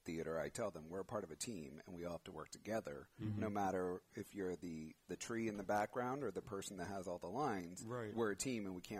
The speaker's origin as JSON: {"language": "English", "town": "San Bruno", "region": "California", "country": "United States", "tie": "born or raised there", "also_born_or_lived": "Millbrae", "said": "So I'm in Millbrae. Grew up in San Bruno."}